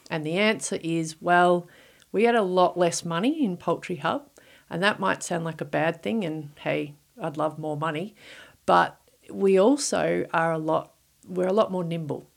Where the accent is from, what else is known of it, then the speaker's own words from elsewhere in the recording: Victoria, Australia; moved away; I'm originally from Victoria